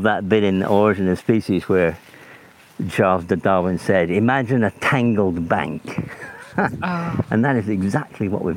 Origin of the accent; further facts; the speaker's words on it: Scotland, United Kingdom; moved away; also born or lived in Oxfordshire; as a boy growing up in Scotland